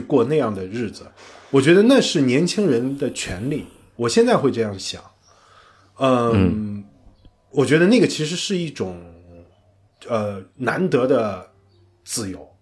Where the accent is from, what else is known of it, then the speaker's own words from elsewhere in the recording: northern China, China; 因为我是北方人